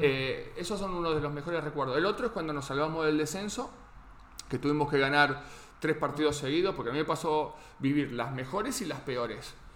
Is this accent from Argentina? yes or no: yes; Argentina; moved away; lo más parecido quizás a lo que tenemos en Argentina